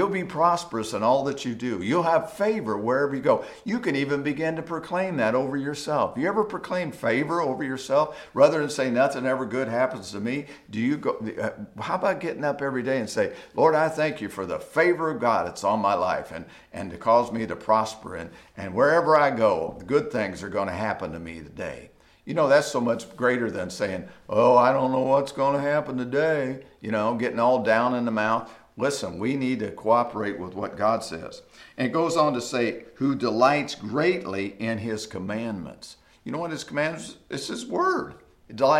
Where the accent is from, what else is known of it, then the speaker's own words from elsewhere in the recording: United States; as an American and as a Christian